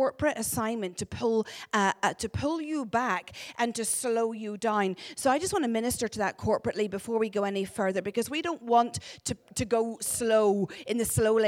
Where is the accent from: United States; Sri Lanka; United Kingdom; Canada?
United Kingdom; Northern Ireland; accent: Ulster; moved away as an adult; now in Glasgow, United Kingdom; This is an accent from God's homeland, where he has his throne. That's Northern Ireland